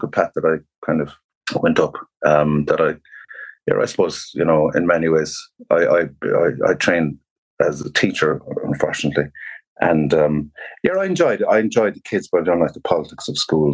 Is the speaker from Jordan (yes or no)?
no; Tralee, Munster, Ireland; I'm a Kerry man, a Tralee man